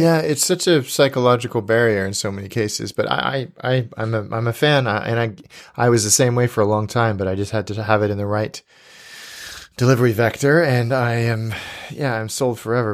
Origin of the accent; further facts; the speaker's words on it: Livermore, California, United States; moved away; I went to an ale house in my hometown called the First Street Ale House in Livermore, California.